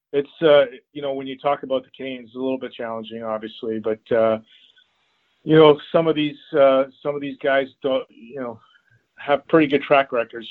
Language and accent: English; Toronto, Ontario, Canada; growing up in Toronto